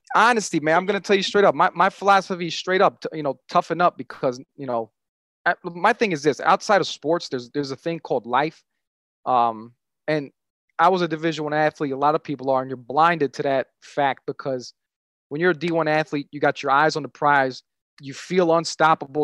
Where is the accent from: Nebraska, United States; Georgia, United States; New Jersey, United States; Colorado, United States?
New Jersey, United States; Jersey City; I grew up in Jersey City